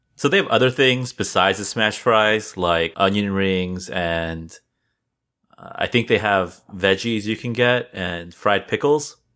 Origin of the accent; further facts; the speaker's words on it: California, United States; now in East Coast, United States; I'm originally from California and then I moved to the East Coast